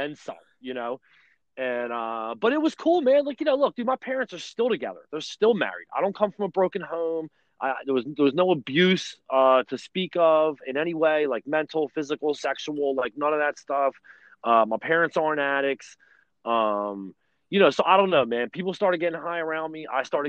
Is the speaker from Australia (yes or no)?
no; Delaware County, near Philadelphia, Pennsylvania, United States; I grew up in Delaware County. I grew up in the shadows of the Philadelphia airport. You can't live no closer to the airport than I grew up.